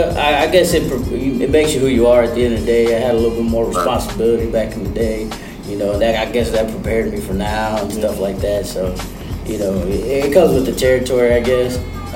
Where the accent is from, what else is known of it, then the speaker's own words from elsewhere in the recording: Missouri City, Texas, United States; also born or lived in Sugar Land, Texas / Stafford, Texas; I grew up in Mo City. I say Mo City because it's like the zero side of Mo City. Over there by Willow Ridge and Briar Gate and stuff like that.